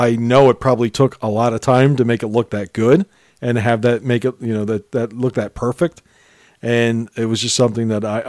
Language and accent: English; Lancaster, Pennsylvania, United States; the area that we grew up in Lancaster, Pennsylvania, was probably more lean towards the hard rock side.